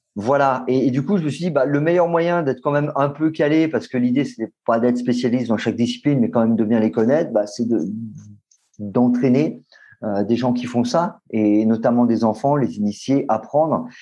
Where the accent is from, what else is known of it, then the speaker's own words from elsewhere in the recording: Lyon, Auvergne-Rhône-Alpes, France; moved away as an adult; now in Paris, France; je suis né à Lyon et j'ai grandi euh, à Lyon jusqu'à mes. J'avais presque, je pense, j'avais presque 25